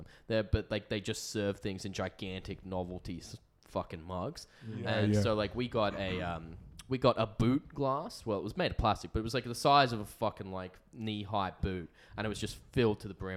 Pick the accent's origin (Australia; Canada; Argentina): Australia; we're from Australia